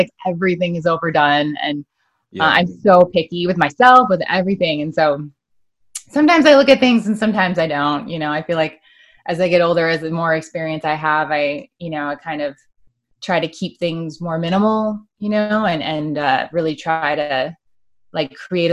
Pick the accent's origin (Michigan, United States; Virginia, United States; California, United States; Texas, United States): Michigan, United States; I grew up in Michigan